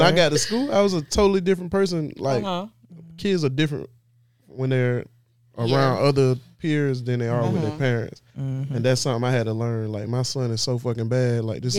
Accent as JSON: {"language": "English", "town": "Florence", "region": "South Carolina", "country": "United States", "also_born_or_lived": "Darlington", "said": "I'm from Florence."}